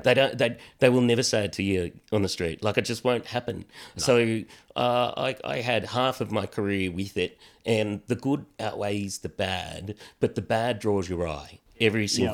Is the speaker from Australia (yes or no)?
yes; Australia; as young Aussie blokes